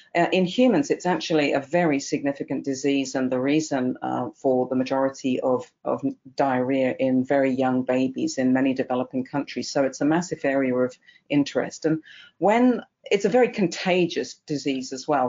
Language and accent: English; England, United Kingdom; accent: English; moved away as an adult; also born or lived in Newmarket, England / Colorado, United States; now in Kentucky, United States; as you can tell from my accent, I'm originally English, went through vet school in England